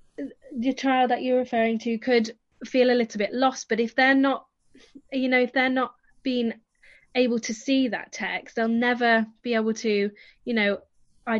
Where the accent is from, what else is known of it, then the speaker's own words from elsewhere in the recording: the north of England, United Kingdom; accent: northern; moved away; I'm northern, so my accent's very different to where the children I teach is